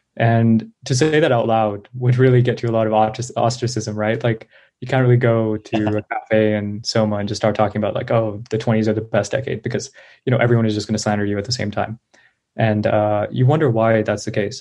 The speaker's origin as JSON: {"language": "English", "area": "Bay Area", "region": "California", "country": "United States", "tie": "born or raised there", "said": "I grew up in the Bay Area"}